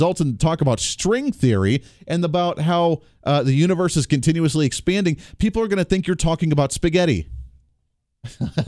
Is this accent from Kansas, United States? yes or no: yes; Kansas, United States; we're from Kansas